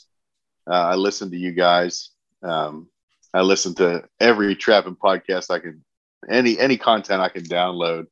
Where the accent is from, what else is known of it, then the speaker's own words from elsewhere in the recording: Saxonburg, Pennsylvania, United States; also born or lived in Butler, Pennsylvania; now in Texas, United States; I was born in the north of Pittsburgh. Yeah, about 55 miles north of Pittsburgh, in a little town with the hospital is called Butler, Pennsylvania. And I grew up in Shakora